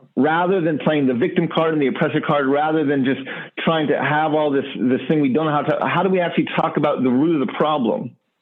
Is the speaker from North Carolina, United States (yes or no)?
no; Gallup, New Mexico, United States; I grew up in the near the Navajo Nation in a border town known as Gallup, New Mexico